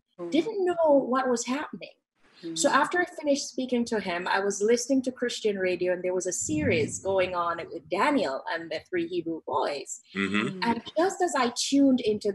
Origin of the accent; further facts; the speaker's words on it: Jamaica; moved away; I'm Jamaican.